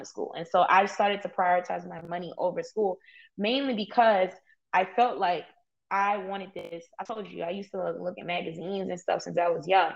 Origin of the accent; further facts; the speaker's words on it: New York City, New York, United States; I grew up in East New York.